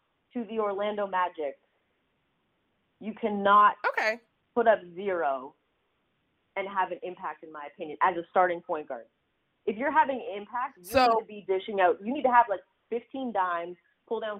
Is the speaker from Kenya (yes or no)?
no; Canada; moved away as an adult; now in Washington, D.C., United States; I'm from Canada